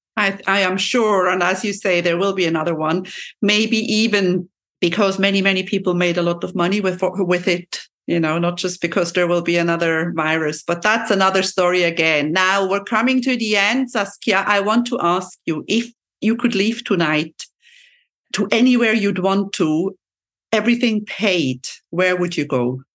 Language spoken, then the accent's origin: English; Switzerland; my second mother tongue because I'm from Switzerland, and we have to learn French at a very early age.